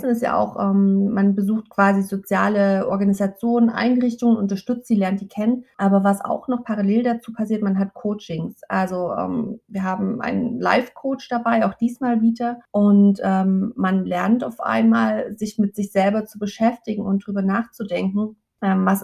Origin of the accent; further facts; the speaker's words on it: Leipzig, Saxony, Germany; Ich komme aus Leipzig